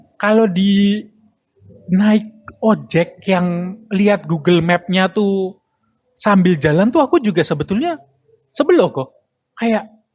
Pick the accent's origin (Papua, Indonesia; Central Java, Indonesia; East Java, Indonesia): Central Java, Indonesia; Semarang; kota gua